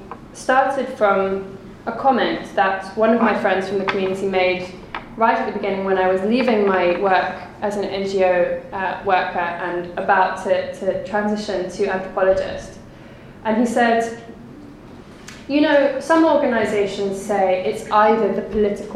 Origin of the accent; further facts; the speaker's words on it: England, United Kingdom; also born or lived in Colombia; I have the privilege of being English